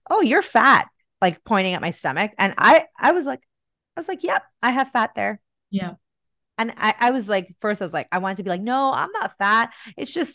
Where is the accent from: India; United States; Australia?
India; also born or lived in Bahrain; now in Canada; back when I grew up in India in the 80s and 90s